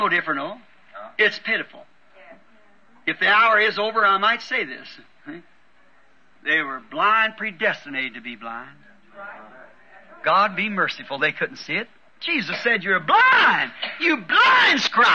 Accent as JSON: {"language": "English", "country": "United States", "said": "I'm an American too"}